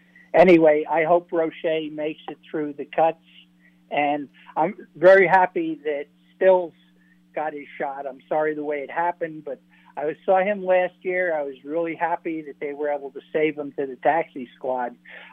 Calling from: Cape Cod, Massachusetts, United States; Hey, it's … from Cape Cod.

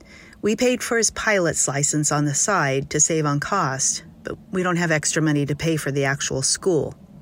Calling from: San Diego, California, United States; I'm from San Diego.

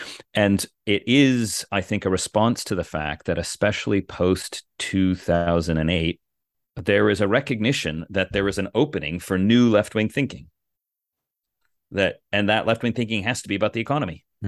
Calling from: Cambridge, Massachusetts, United States; I'm here in the actual People's Republic of Cambridge, Massachusetts.

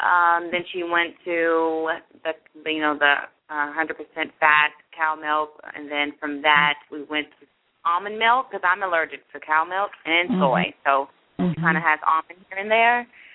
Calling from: Jacksonville, Florida, United States; I'm calling from Jacksonville, Florida.

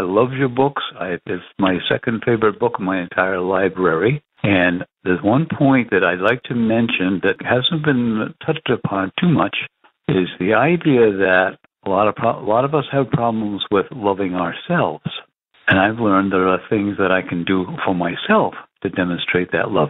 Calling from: Massachusetts, United States; I'm calling from Massachusetts

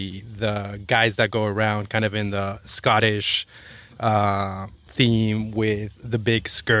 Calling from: Seattle, Washington, United States; I'm actually coming in from Seattle.

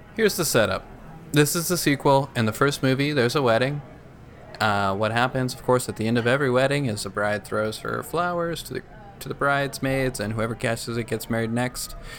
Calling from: Corrales, New Mexico, United States; I'm calling from Corrales, New Mexico

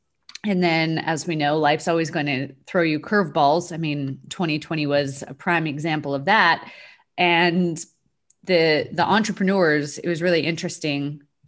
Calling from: Dallas, Texas, United States; Dallas, Texas.

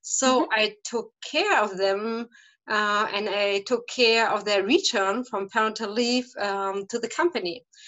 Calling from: St. Ingbert, Saarland, Germany; I am calling from St. Ingbert. That is a smaller town in the state of Saarland from Germany.

